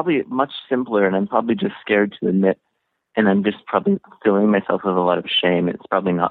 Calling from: Western Canada, Canada; I'm calling from Western Canada in a rural location, just kind of out in the country. I'm 28 years old, and I'm straight, and I'm single.

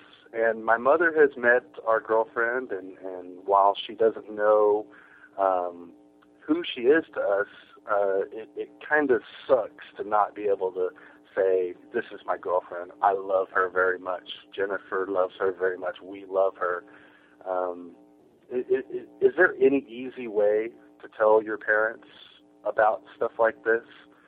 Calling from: Houston, Texas, United States; I'm calling from Houston, Texas. I'm married. I'm 32.

